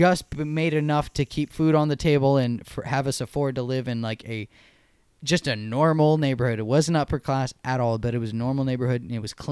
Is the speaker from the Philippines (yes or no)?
no; Santa Clara, California, United States; also born or lived in San Jose; I was born in Santa Clara.